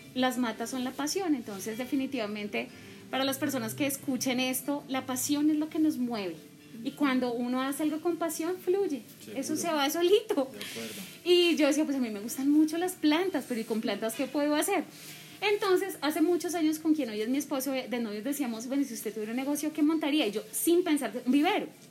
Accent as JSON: {"language": "Spanish", "region": "Bogotá", "country": "Colombia", "moved": "as an adult", "lives_now": "Subachoque, Colombia", "said": "yo soy de Bogotá, yo soy adoptada de Subachoque"}